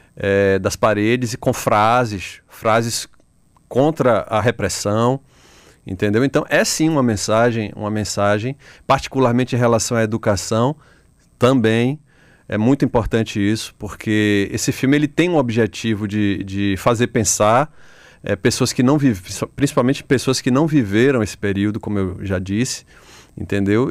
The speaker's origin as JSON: {"language": "Portuguese", "town": "Salvador", "region": "Bahia", "country": "Brazil", "tie": "born or raised there", "said": "aqui em Salvador, é, onde eu cresci."}